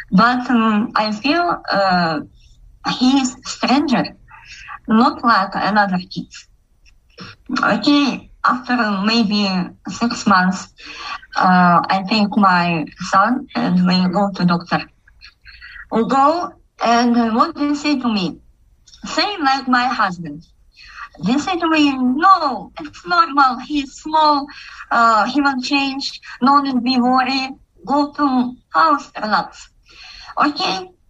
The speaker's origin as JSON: {"language": "English", "country": "Kazakhstan", "second_language": "English", "said": "I'm from Kazakhstan"}